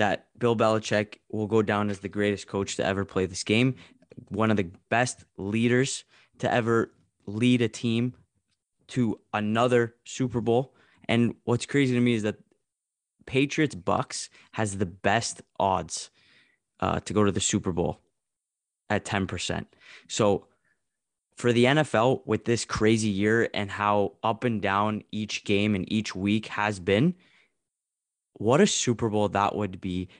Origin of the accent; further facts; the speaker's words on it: Canada; as a Canadian talking to another Canadian